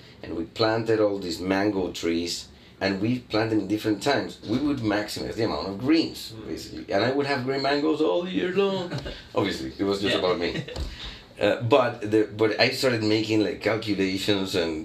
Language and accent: English; Barranquilla, Atlántico, Colombia; Barranquilla, my hometown